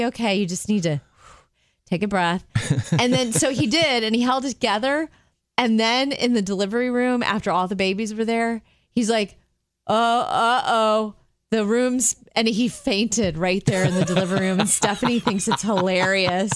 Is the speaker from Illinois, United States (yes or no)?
no; Jupiter, Florida, United States; moved away as an adult; also born or lived in Chicago; I grew up in Jupiter and went to school near Chicago